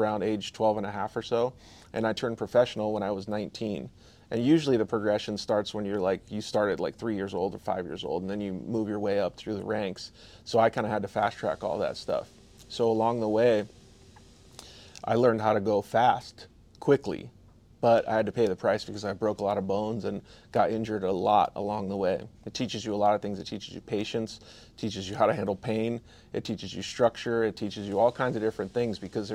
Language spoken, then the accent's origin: English; Vail, Arizona, United States; moved away as an adult; now in Temecula, United States; I'm from a small town in Arizona called Vail, Arizona, just south of Tucson.